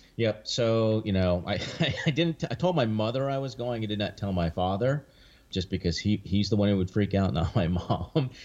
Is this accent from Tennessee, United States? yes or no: no; near Three Mile Island, Pennsylvania, United States; I grew up near Three Mile Island